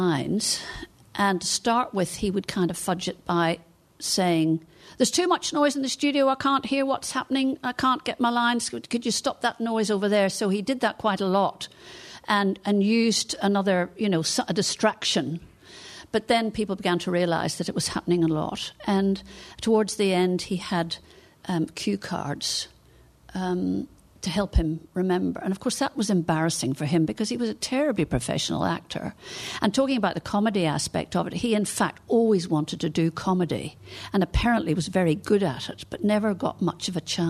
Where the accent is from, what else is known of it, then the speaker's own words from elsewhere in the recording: Northern Ireland, United Kingdom; accent: Northern Irish; my Northern Irish accent